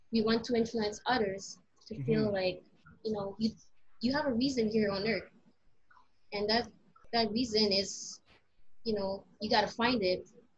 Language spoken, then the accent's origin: English; Philippines; Filipino Heritage Month is, for me, it's a way of embracing your culture, being Filipino.